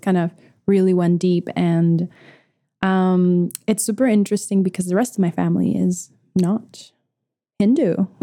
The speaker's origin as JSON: {"language": "English", "country": "Venezuela", "tie": "born or raised there", "said": "I was born in South America, Venezuela."}